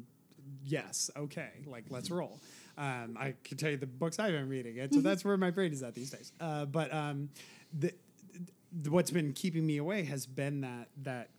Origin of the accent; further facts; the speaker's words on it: California, United States; three of the killings were in my hometown